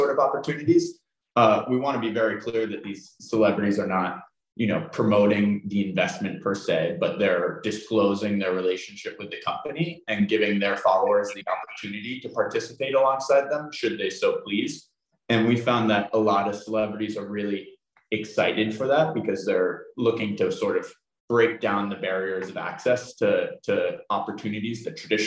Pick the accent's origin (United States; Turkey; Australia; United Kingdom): United States; outside New York City; I grew up outside New York City